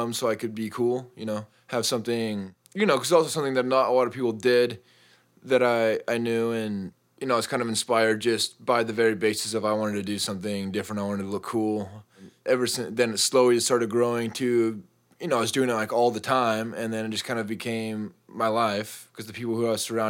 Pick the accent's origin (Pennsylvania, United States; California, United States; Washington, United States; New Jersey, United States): Washington, United States; Spokane; moved away; also born or lived in southern Utah; So I went to high school in Eastern Washington in Spokane. And before that, my whole family, we grew up Mormon, and everybody is down in Utah, southern Utah.